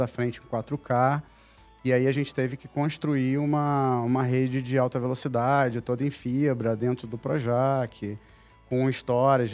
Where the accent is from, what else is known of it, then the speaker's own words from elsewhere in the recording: Manaus, Amazonas, Brazil; moved away as an adult; now in Rio de Janeiro, Brazil; eu sou natural de Manaus, Amazonas